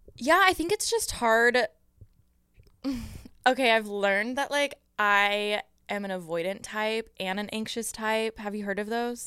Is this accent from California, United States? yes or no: yes; Moreno Valley, California, United States; growing up in Moreno Valley